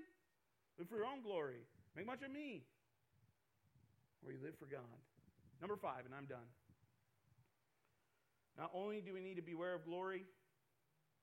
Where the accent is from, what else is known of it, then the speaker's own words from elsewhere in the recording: Iowa, United States; I'm from Iowa. I love farm life